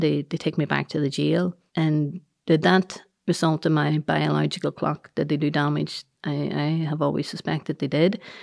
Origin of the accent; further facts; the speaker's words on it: Northern Ireland, United Kingdom; we are good, decent Irish people